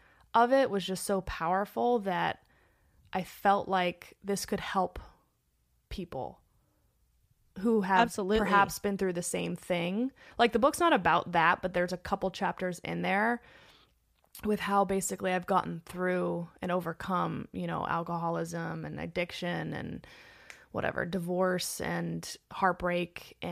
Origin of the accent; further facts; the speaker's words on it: Los Angeles, California, United States; Born and raised in Los Angeles.